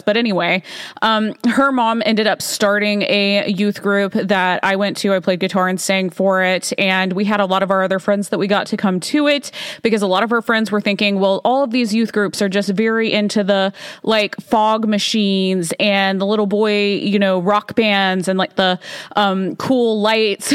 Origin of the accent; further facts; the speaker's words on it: Alabama, United States; I grew up in Alabama